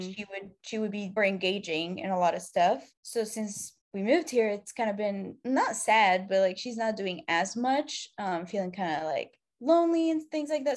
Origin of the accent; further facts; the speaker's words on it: Egypt; moved away as an adult; I'm originally from Egypt. I moved here, like, six years ago.